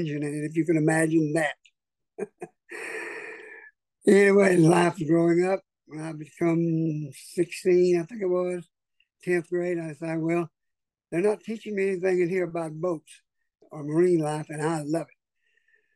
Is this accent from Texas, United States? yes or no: yes; Orange, Texas, United States; I was born in Orange, Texas in 1954.